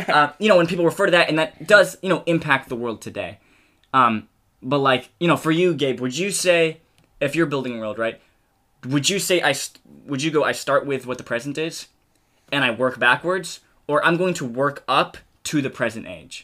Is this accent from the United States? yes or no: yes; United States; accent: American; speaking American accent